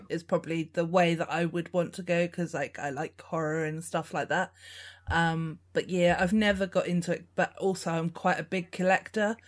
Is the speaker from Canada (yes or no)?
no; England, United Kingdom; also born or lived in Weymouth; I'm from England, so, like, I, I'm based obviously right in this, well, right at the edge of England.